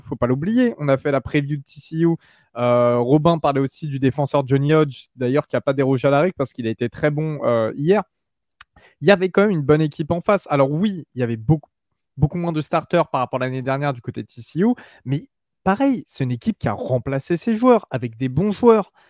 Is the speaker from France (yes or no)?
yes; France; chez nous en France